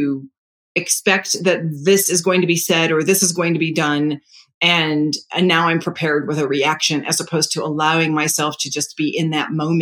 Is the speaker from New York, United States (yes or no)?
yes; New York, United States; I'm Italian. I'm a New Yorker